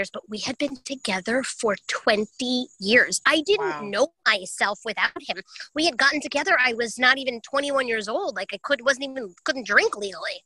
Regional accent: New York, United States; I'm a New Yorker

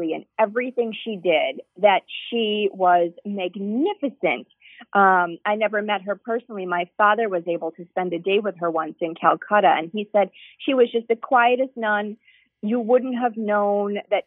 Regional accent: United States; also born or lived in Europe / Wauwatosa, Wisconsin; they knew I was American

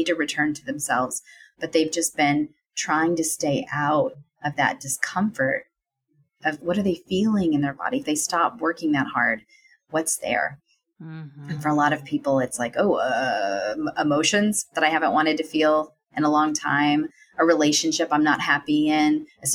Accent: the South, United States; a woman growing up in the South

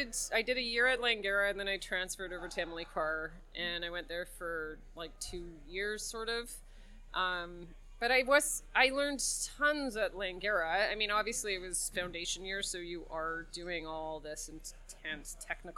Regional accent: Victoria, British Columbia, Canada; moved away; So I'm from Victoria, but I moved over here in 95. Yeah, a long time ago.

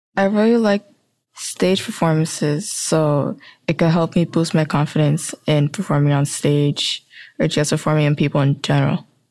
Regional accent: New York City, New York, United States; I was born and raised in Brooklyn, New York, so that makes my nationality American

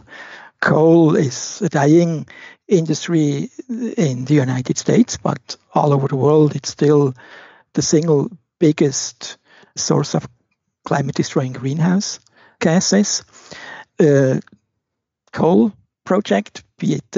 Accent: Switzerland; I was born in Switzerland, and growing up, I spent a lot of time in the forests, in the mountains, by the rivers and lakes

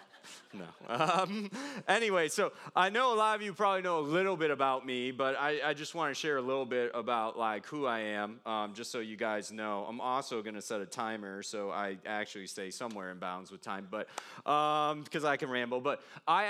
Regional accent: Chicago suburbs, Illinois, United States; moved away; also born or lived in China; I grew up in the Chicago suburbs outside of like 1 year stint

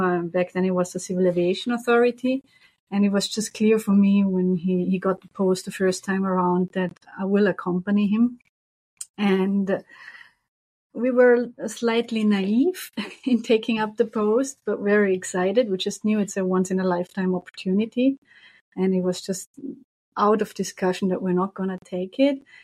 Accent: Vorarlberg, Austria; moved away as an adult; also born or lived in Brussels, Belgium; now in Montreal, Canada; originally, I'm from Austria

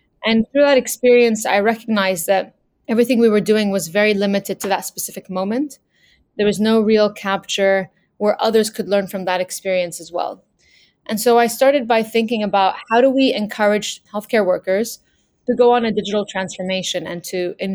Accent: Lebanon; I grew up in Lebanon during the war

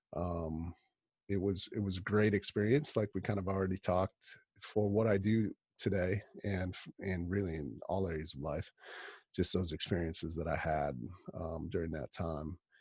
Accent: northern Wisconsin, United States; also born or lived in Milwaukee, Wisconsin; now in Rochester, United States; I grew up in Wisconsin

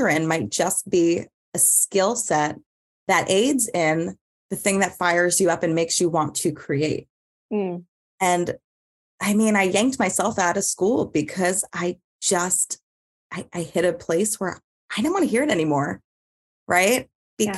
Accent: New York, United States; Growing up in New York and having, you know, being around art

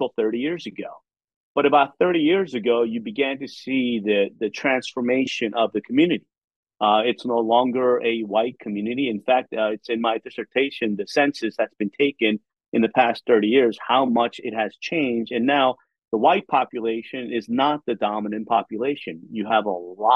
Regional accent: Philadelphia, Pennsylvania, United States; also born or lived in South Korea; now in Charlotte, United States; I grew up in Philadelphia

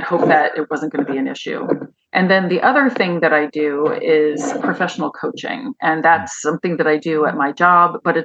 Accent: Pennington, New Jersey, United States; moved away; also born or lived in Chicago; I grew up in Pennington, New Jersey

